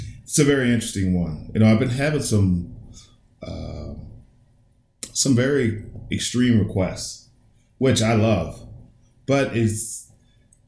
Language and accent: English; United States; I was born, raised in America